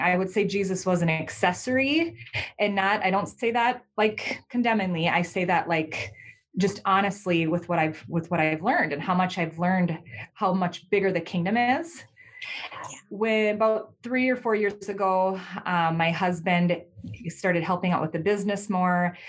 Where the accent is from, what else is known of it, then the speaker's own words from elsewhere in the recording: Minnesota, United States; I'm from Minnesota in the United States.